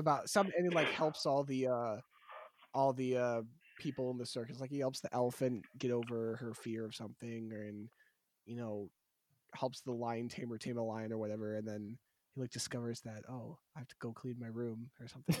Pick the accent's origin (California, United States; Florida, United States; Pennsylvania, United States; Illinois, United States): Pennsylvania, United States; around the Shawnee Playhouse; the Shawnee Playhouse, which is the local theater around my hometown